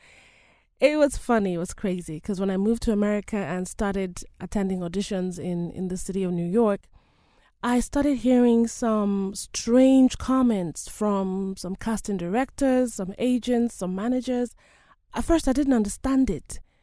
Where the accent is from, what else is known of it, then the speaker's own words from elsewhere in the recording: Nigeria; now in United States; I come from one of the countries known as Nigeria